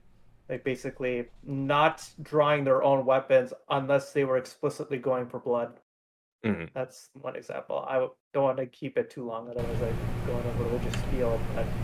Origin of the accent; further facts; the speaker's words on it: India; I'm Indian